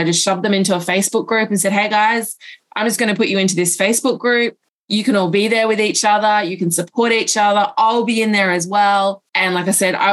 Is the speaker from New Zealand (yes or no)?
no; Australia; now in Pacific Islands; even though I'm from Australia, I actually live over in the Pacific Islands